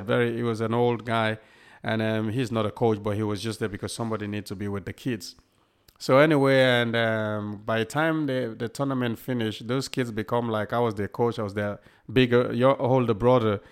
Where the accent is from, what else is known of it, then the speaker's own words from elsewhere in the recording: Sierra Leone; also born or lived in Liverpool, England; now in Southport, United Kingdom; a kid growing up in Sierra Leone